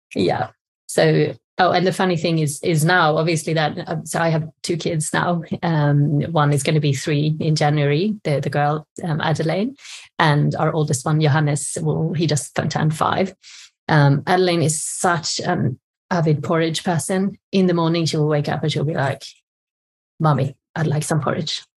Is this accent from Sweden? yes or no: yes; Sweden; moved away as an adult; now in England, United Kingdom; I'm from Sweden